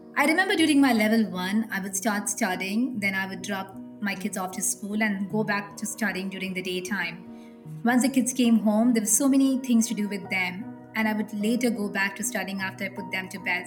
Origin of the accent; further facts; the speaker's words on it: Mumbai, Maharashtra, India; I come from Mumbai, a city which is a very cosmopolitan city in India